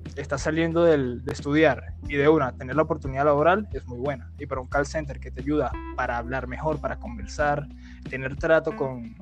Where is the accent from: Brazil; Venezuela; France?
Venezuela; Guarenas, Miranda; yo soy de Guarenas y está a 40 minutos más o menos de mi trabajo